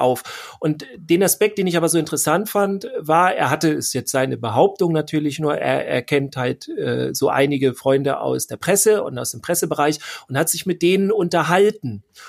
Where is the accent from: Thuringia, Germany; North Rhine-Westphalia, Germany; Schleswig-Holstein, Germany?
Schleswig-Holstein, Germany; bei uns in Schleswig-Holstein